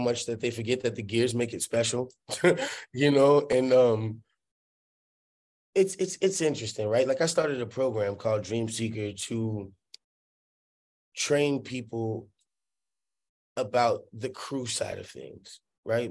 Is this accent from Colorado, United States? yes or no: no; New Orleans, Louisiana, United States; moved away; I grew up in New Orleans